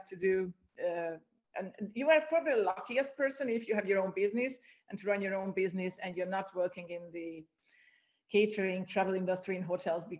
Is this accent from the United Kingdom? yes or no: no; Hungary; also born or lived in Ireland; now in Cyprus; I'm from Hungary